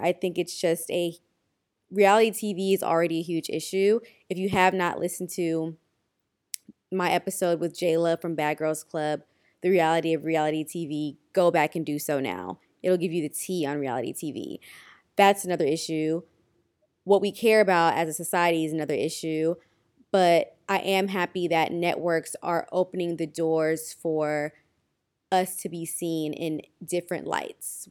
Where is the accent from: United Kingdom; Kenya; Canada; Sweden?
Kenya; as a Kenyan